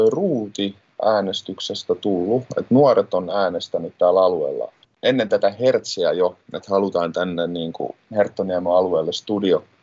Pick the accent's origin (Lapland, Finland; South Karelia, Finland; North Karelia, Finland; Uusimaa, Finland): Uusimaa, Finland; Helsinki; mä tuun Helsingistä ja mä oon tota, nuorisohjaajana täällä Hertsin nuorisotilassa